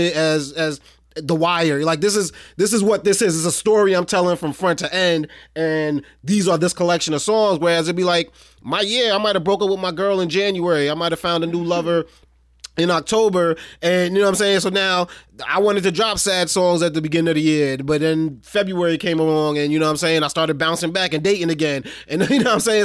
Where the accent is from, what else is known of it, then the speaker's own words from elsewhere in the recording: New York City, New York, United States; I'm from Brooklyn